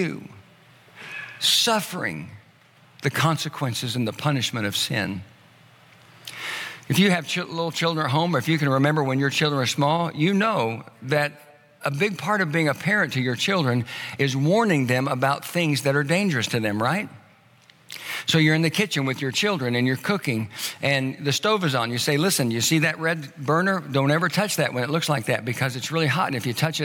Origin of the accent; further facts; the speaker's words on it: the South, United States; I grew up in the South